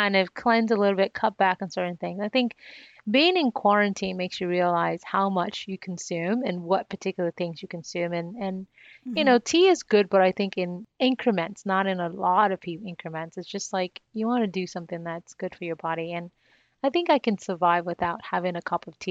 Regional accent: Nigeria; one of the challenges that I faced as a young child growing up in Nigeria, where I was born

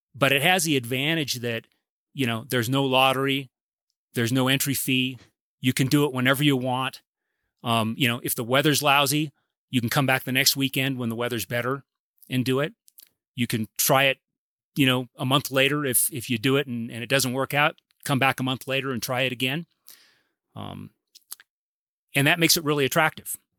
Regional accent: Claremont, California, United States; I grew up in Claremont, so this is hometown, Southern California.

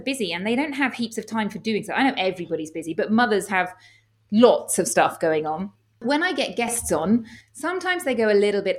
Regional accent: England, United Kingdom; moved away as an adult; now in Spain; As you may tell from my accent, I'm from the United Kingdom. I'm from England, but I actually live in Spain now

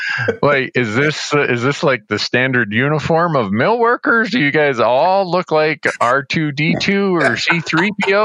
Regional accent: United States; also born or lived in northwestern Ontario; growing up on the Canadian border and spending a lot of time in Fort Francis, Sioux Narrows, and Kenora

